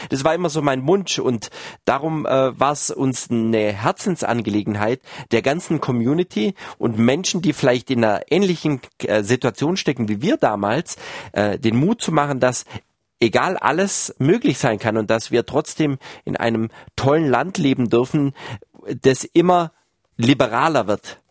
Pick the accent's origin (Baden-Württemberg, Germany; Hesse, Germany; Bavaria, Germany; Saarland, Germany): Baden-Württemberg, Germany; wo ich groß geworden bin, also äh, in Baden-Württemberg irgendwo, wo sich Fuß, äh, Fuchs und Haas gut Nacht sagt